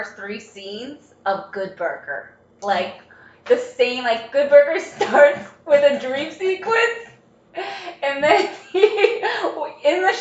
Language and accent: English; Everett, Massachusetts, United States; I am from Everett. I say I'm from Everett